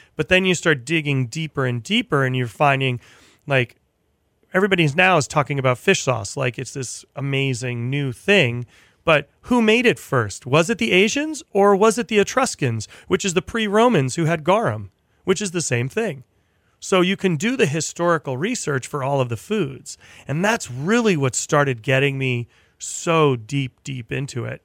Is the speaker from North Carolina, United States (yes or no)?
no; Providence, Rhode Island, United States; moved away as an adult; I went to Johnson and Wales in Providence, which was, um, you know, pretty much my hometown